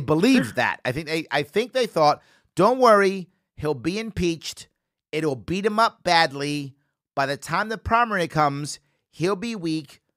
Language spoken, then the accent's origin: English; New York City, New York, United States; a Bronx native as I am